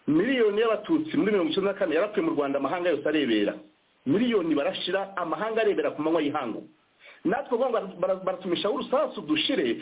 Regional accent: DR Congo; twebwe nka emuventuruwa njyewe n'abo dufatanije twese ntabwo turi abarundi ntabwo turi abanyarwanda ntituri n'abanyakenya nta nubwo turi abanyangora turi abanyekongo turi iwacu

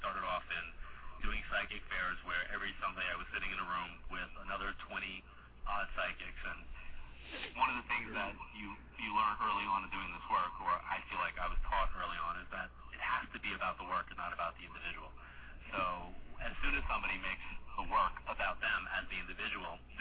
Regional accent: Long Island, New York, United States; moved away; I was doing, you know, an event in Long Island every year. I end my travel schedule kind of like in my hometown doing a seminar

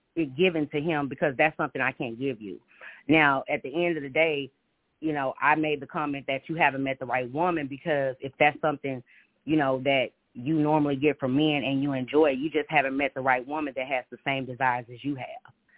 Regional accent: Houston, Texas, United States; now in Minneapolis, United States; I'm from Houston, Texas. I've been living in Minneapolis for four years, so I understand the South.

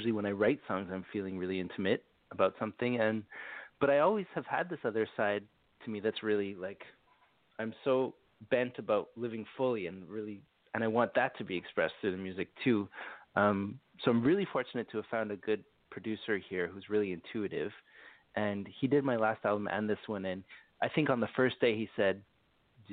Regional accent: Montreal, Quebec, Canada; I'm from Montreal, so I speak French

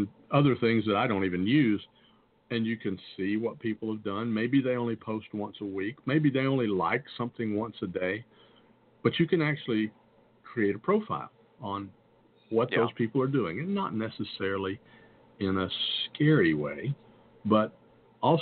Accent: the South, United States; I'm from the South

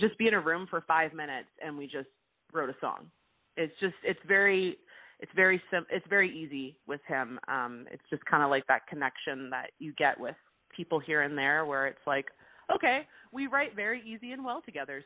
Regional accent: Vancouver, British Columbia, Canada; It's my home. It's my hometown, and there's always going to be a special place for Vancouver.

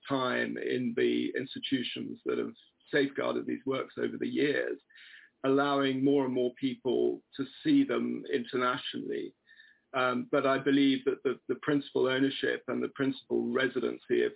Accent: England, United Kingdom; I've been in contemporary African art promoting it for 20 odd years as an English person

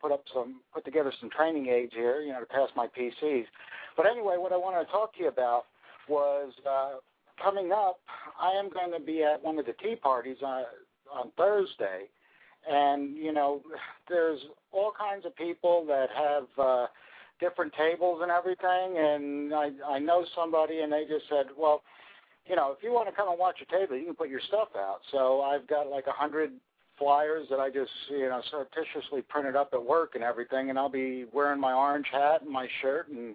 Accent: New Jersey, United States; now in Memphis, United States; I know I don't sound like I'm from Memphis, and, you know, that's because I'm from New Jersey originally

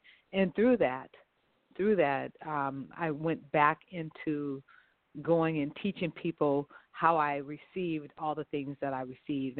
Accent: Los Angeles, California, United States; I'm from right here, Los Angeles, California. My family is from New Orleans, Louisiana, but I was the third of the kids being born, and I was born here in Los Angeles.

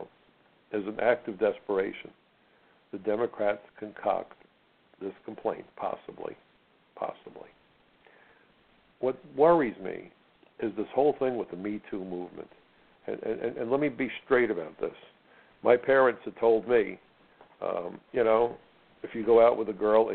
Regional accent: United States; I'm an American

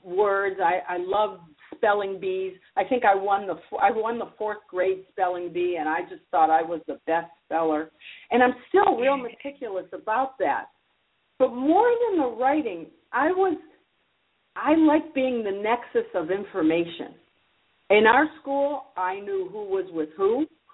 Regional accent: Detroit, Michigan, United States; moved away as an adult; now in Broward County, United States; I grew up in Detroit, Michigan, and I went to Michigan State.

